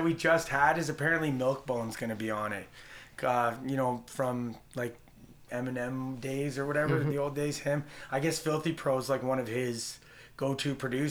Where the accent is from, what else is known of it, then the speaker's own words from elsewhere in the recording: Fergus, Ontario, Canada; also born or lived in Brampton; now in Georgetown, Canada; I actually grew up around here, though. I grew up in Fergus.